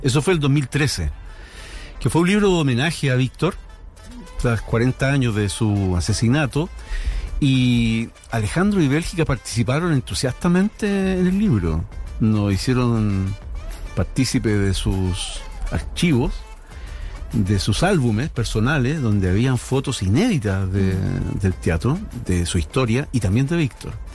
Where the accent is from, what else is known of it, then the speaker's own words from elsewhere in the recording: Chile; cómo somos los chilenos